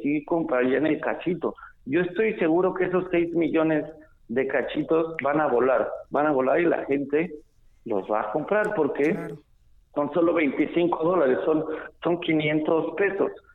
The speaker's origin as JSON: {"language": "Spanish", "country": "Mexico", "said": "como muchos mexicanos"}